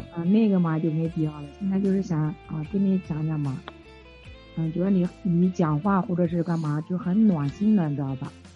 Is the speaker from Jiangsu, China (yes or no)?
yes; Nanjing, Jiangsu, China; 就是用用我们南京话讲